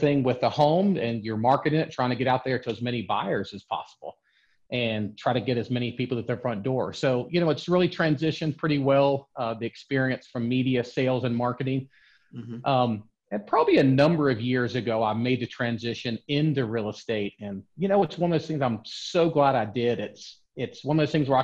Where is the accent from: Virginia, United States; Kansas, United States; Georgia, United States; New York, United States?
Georgia, United States; Atlanta; I'm from the Metro Atlanta area. I've been here pretty much all my life. So Atlanta's been a great market for me. I was raised here